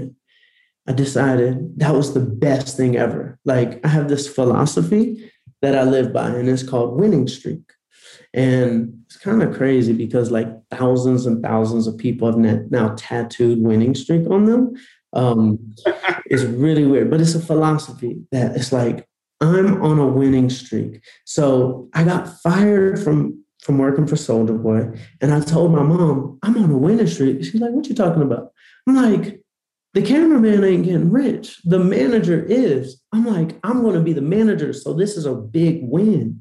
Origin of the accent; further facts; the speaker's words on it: Atlanta, Georgia, United States; I grew up in Atlanta